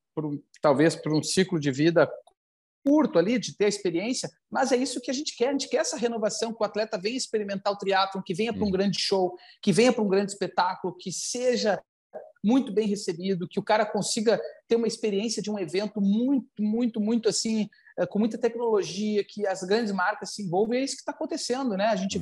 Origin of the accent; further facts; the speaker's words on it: Porto Alegre, Rio Grande do Sul, Brazil; aqui no sul, aqui em Porto Alegre, para onde eu, né, onde eu cresci